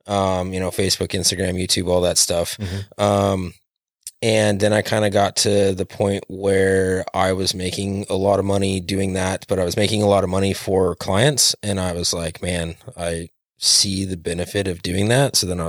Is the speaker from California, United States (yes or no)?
no; Hermiston, Oregon, United States; Hermiston is hometown. I grew up outside of Hermiston for most of it, but yeah, this is my stomping grounds.